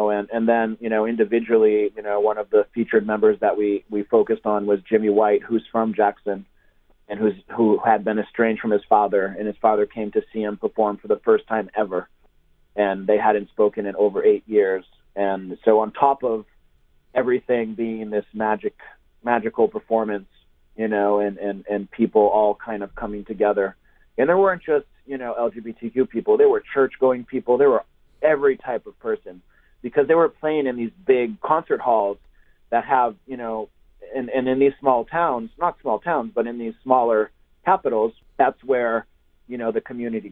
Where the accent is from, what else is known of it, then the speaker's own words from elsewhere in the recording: Brazil; moved away; I'm half Brazilian. I grew up in Brazil